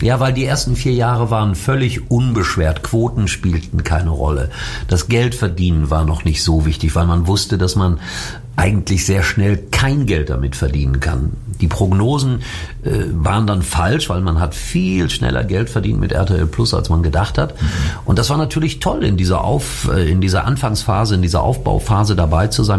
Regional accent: Schalke, North Rhine-Westphalia, Germany; ich bin Schalker. Ich bin da groß geworden. Das ist meine Heimat

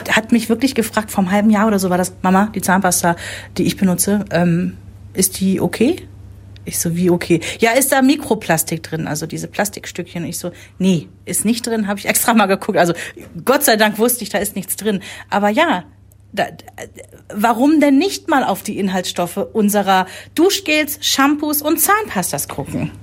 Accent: Germany; ist seit über zehn Jahren Bürgermeister in meiner Heimatstadt

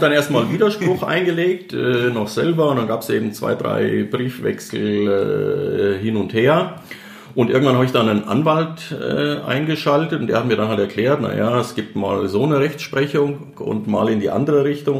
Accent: Germany; als Deutscher

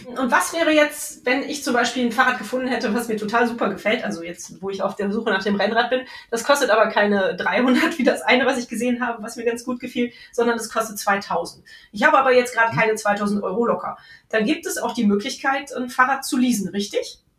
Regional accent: Cologne, North Rhine-Westphalia, Germany; hier in meiner Heimatstadt

